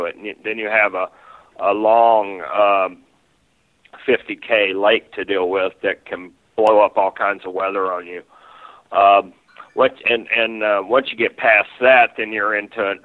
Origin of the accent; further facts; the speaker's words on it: Skagway, Alaska, United States; we're from Skagway, Alaska